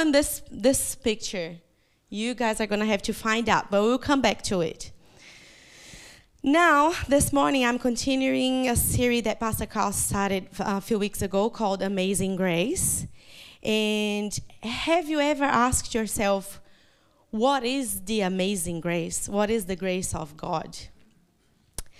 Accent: Brazil; first language Portuguese; English is a second language; moved away as an adult; now in New Zealand; eu sou uma brasileira que mora na Nova Zelândia por mais de 14 anos

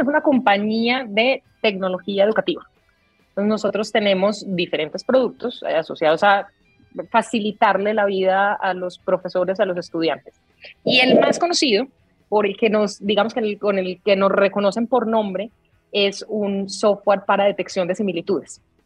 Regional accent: Colombia; soy colombiana y mi acento

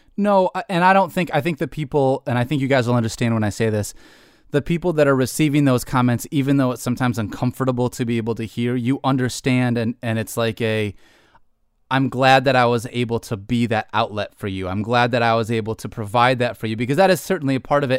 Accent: Detroit, Michigan, United States; I I grew up in Michigan, Detroit sports fan through and through.

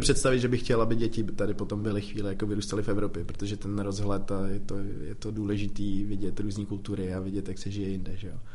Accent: Czechia; Tady u nás v Čechách

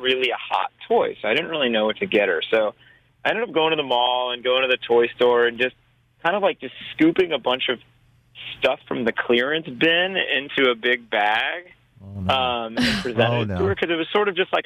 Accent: outside Los Angeles, California, United States; I grew up in a little bit outside of Los Angeles, California.

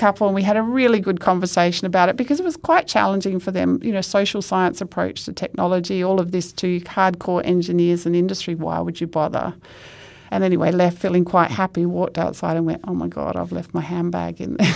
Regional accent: Perth, Western Australia, Australia; I grew up in Perth

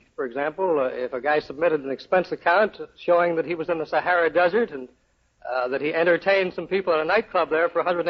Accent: New York City, New York, United States; I was born within a stone's throw of the Fulton Fish Market in New York.

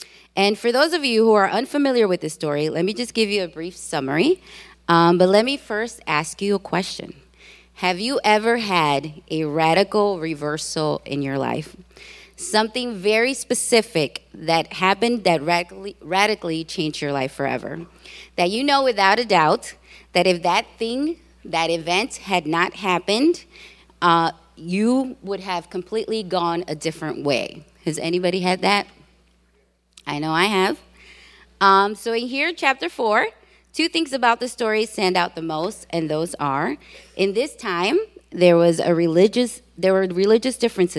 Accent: Puerto Rico; now in Chicago, United States; for those of you who know Spanish. I am originally from Puerto Rico, that beautiful island. I have been living in Chicago for most of my life.

